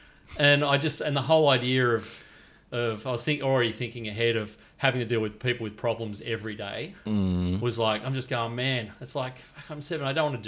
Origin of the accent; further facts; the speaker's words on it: Foster, New South Wales, Australia; also born or lived in Wollongong; I was born in Wollongong, right across the road from Sandon Point. But then we moved to Foster when I was 7.